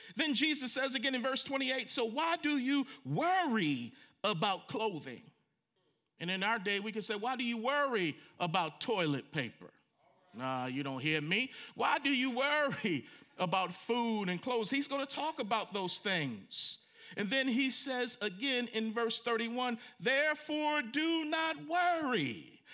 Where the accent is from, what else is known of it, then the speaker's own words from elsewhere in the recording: Franklin, Tennessee, United States; in my hometown of Franklin, Tennessee